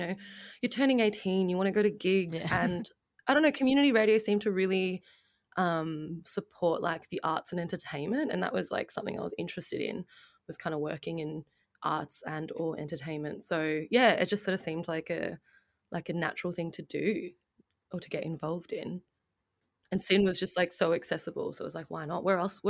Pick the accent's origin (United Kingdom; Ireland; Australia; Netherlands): Australia; Melbourne, Victoria; I grew up in Melbourne